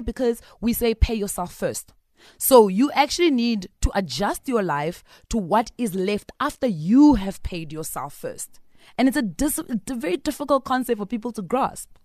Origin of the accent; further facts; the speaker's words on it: Bushbuckridge, Mpumalanga, South Africa; I'm from Bush Park Ridge.